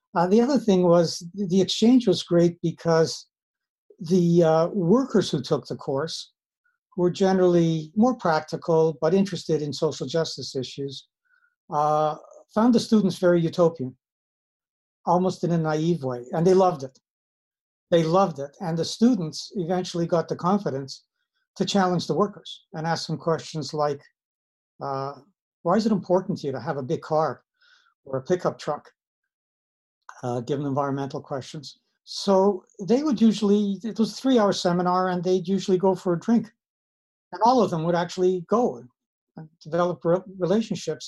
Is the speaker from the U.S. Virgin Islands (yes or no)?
no; Winnipeg, Manitoba, Canada; also born or lived in Siberia / Madison, Wisconsin; I'm Canadian. I grew up uh, in Winnipeg. I was actually born in Siberia.